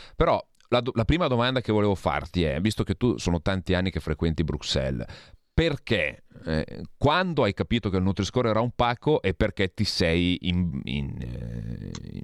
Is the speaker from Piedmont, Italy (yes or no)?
yes; Santa Maria Maggiore, Piedmont, Italy; patrono del mio paese, San Carlo Borromeo